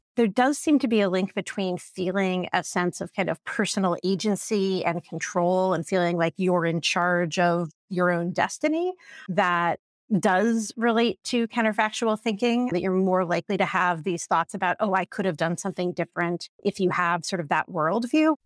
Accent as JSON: {"language": "English", "region": "Indiana", "country": "United States", "tie": "born or raised there", "said": "I grew up in Indiana"}